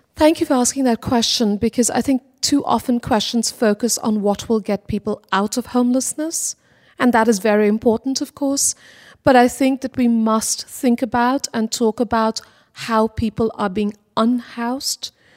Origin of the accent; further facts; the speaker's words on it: Kolkata, West Bengal, India; now in Los Angeles, United States; growing up in Kolkata, India, I was quite aware that I lived in a city